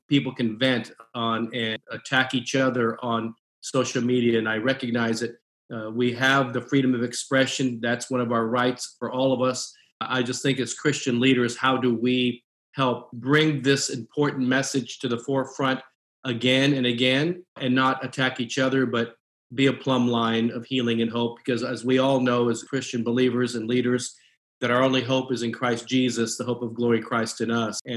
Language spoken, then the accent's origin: English; Japan; born there; I'm an American with Asian descent. I was born in Japan, mother was Japanese.